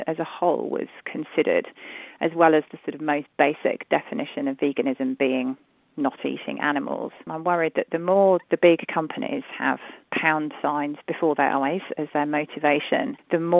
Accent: London, United Kingdom; I'm from London.

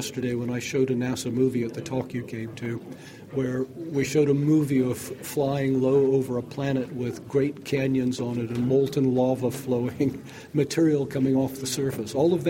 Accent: United Kingdom; accent: North American; You can hear I have a North American accent, even though I am British. I'm one of these immigrants you read so much about.

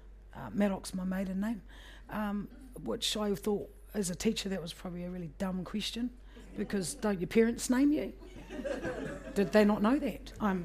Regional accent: Gisborne, New Zealand; also born or lived in Hamilton / Palmerston North; in my childhood, in the space of growing up in Tai Rāwhiti and York Street, Puhikaiti, I was just a New Zealand kid growing up in a neighbourhood with other New Zealand kids. We were born in New Zealand, or in Gisborne

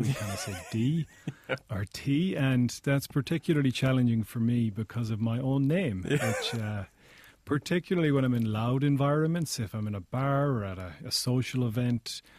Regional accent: Cork, Munster, Ireland; also born or lived in Limerick / Galway; I was born in Limerick first, started school in Cork, then moved to Galway when I was about 12, 13 years old. So in Ireland, those three places have very distinct accents of their own, so I ended up with kind of an amalgamation of those accents.

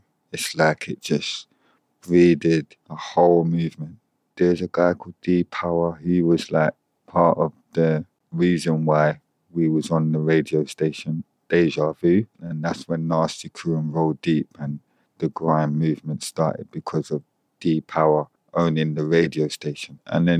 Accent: Jamaica; So I feel like that is naturally in me because I'm Jamaican.

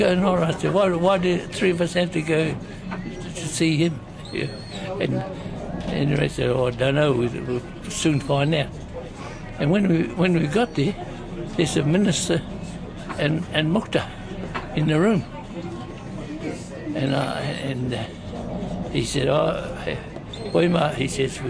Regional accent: New Zealand; I was brought up in Hawichi

